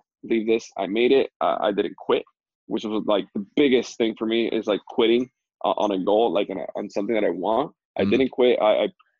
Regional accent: Dominican Republic; moved away as an adult; I'm from Dominican Republic, born and raised there

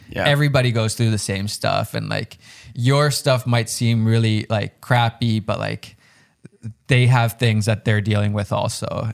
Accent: Finland; I'm from Finland

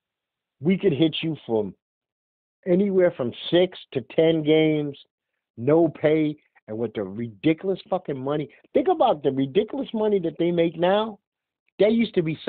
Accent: New York City, New York, United States; being born and raised in Brooklyn?

